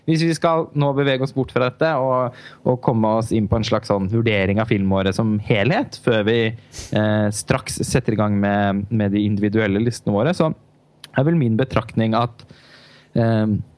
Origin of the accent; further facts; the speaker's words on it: Halden, Østfold, Norway; moved away; also born or lived in Oslo; min eh, hjemby Halden, hvor jeg var hjemme i julen